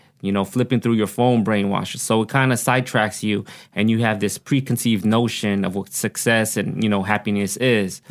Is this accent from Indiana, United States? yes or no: no; Oxnard, California, United States; accent: country twang; English is a second language; also born or lived in Pampanga, Philippines; I grew up here in Oxnard, but I was born in the Philippines.